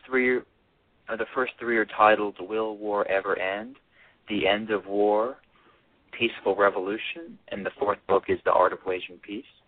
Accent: Alabama, United States; my mother's Korean, and I grew up in Alabama

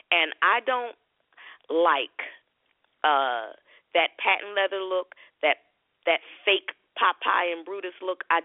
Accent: Philadelphia, Pennsylvania, United States; now in Clayton County, United States; I'm from Philly. So I moved here like 4 years ago.

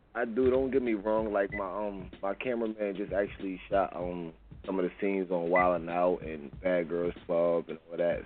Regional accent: New York City, New York, United States; also born or lived in Las Vegas; now in Virginia, United States; I'm from Brooklyn

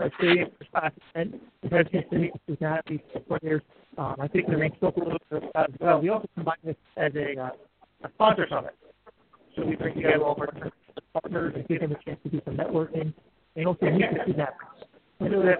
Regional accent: Saddle Brook, New Jersey, United States; I'm a Jersey guy. I grew up in Saddlebrook

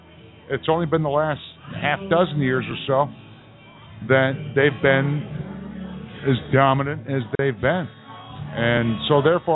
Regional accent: Detroit, Michigan, United States; moved away; Not just because I'm from Detroit.

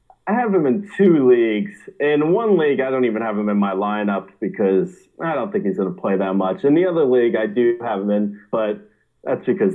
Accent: Linden, New Jersey, United States; My hometown is Linden, New Jersey

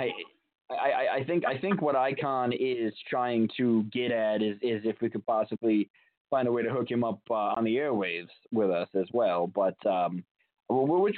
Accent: New York, United States; now in Albany, United States; I'm from New York

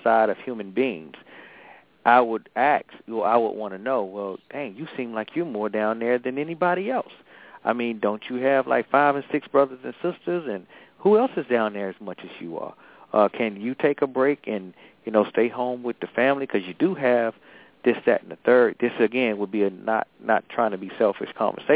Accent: Atlanta, Georgia, United States; now in Maryland, United States; I'm from Atlanta

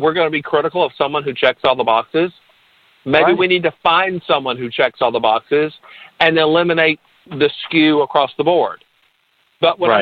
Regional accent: Alabama, United States; I did get Citizen of the Year in my hometown

